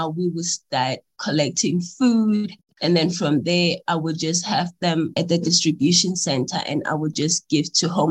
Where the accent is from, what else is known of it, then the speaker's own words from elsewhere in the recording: Johannesburg, Gauteng, South Africa; also born or lived in Welkom, Free State; I was born in the Free State in a place called Welkom, and I grew up in Johannesburg in the township Thokoza.